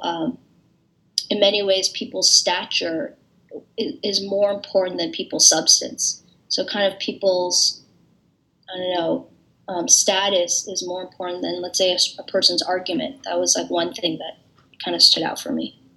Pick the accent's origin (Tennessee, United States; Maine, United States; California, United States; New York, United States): California, United States; San Francisco; moved away as an adult; now in Cambridge, United States; my siblings and I were born and raised in San Francisco